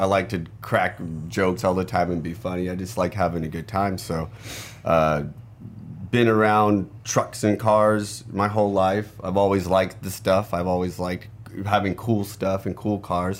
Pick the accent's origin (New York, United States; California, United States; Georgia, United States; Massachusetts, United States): California, United States; now in Phoenix, United States; out of Phoenix, Arizona. Originally from California